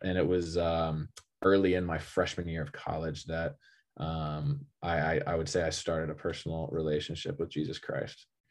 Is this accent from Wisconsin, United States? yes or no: no; Austin, Texas, United States; also born or lived in California; I moved to Texas when I was, uh, in third grade. I guess I was, like, eight or nine or something like